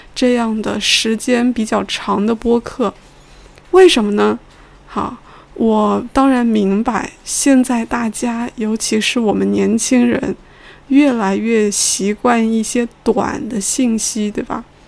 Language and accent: Chinese; China; 同时我作为中国人也觉得有意思的内容